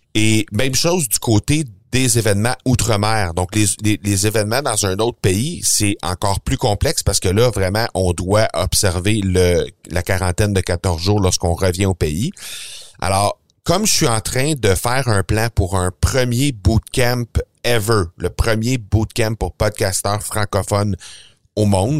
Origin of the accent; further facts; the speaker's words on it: Canada; chez nous, au Canada